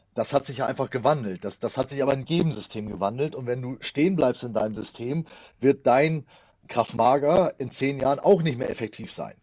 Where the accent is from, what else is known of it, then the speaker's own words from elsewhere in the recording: Schleswig-Holstein, Germany; bei uns in Schleswig-Holstein